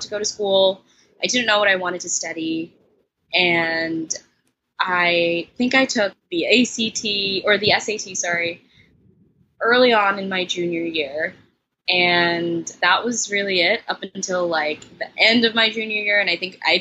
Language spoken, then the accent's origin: English; New York City, New York, United States; I'm from Brooklyn, New York, and I attend Bard College